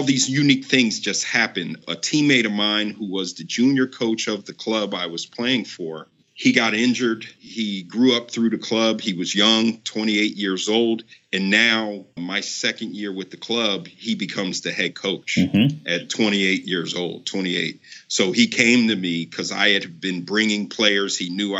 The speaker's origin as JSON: {"language": "English", "country": "Nigeria", "said": "I'm Nigerian and I once played for the Nigerian national team in 1998"}